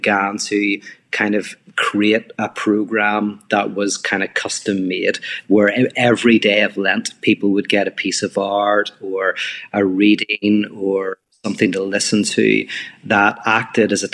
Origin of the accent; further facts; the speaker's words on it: Belfast, Northern Ireland, United Kingdom; now in Los Angeles, United States; I'm from Belfast, Northern Ireland. I live in Los Angeles